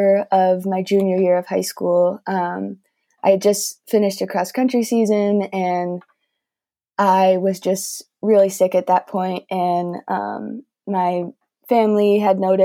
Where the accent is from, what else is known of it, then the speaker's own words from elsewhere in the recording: Wheaton, Illinois, United States; I grew up in Wheaton, Illinois and lived there my whole life